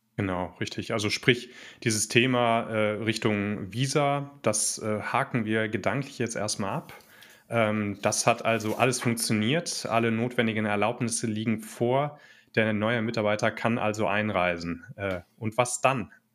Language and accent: German; Germany; wir selber ja schon als Deutsche